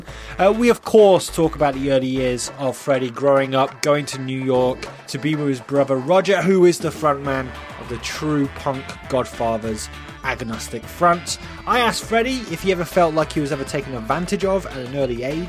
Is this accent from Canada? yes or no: no; United Kingdom; I'm British